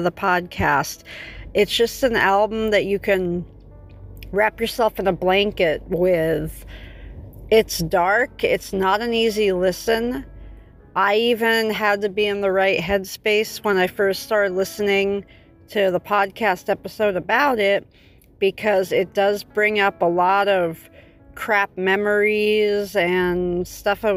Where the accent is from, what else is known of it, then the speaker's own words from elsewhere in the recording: Los Angeles, California, United States; I'm from Los Angeles